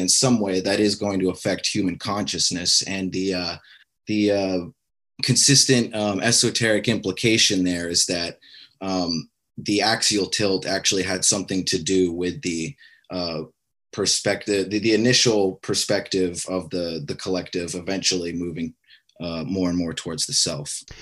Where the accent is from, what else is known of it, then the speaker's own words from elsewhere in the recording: Alaska, United States; me growing up in Alaska